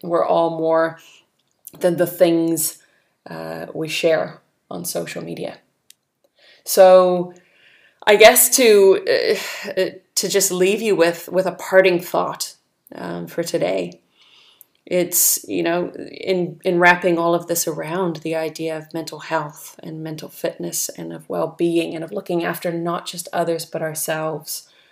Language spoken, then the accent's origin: English; California, United States; moved away as an adult; now in New Zealand; growing up in California